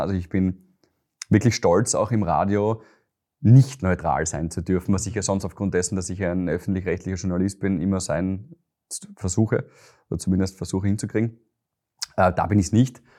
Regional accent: Graz, Styria, Austria; moved away as an adult; now in Vienna, Austria; ich bin ein Steirer

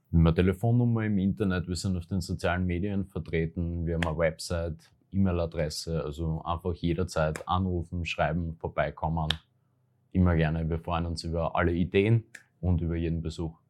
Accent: Graz, Styria, Austria; das Murufer. eigentlich, weil da war ich gerade als Jugendlicher oft mit Freunden einfach gemütlich zusammensitzen

